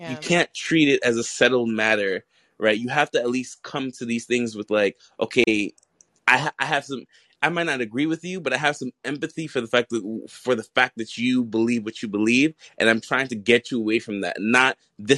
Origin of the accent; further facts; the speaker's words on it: New York City, New York, United States; I'm from New York City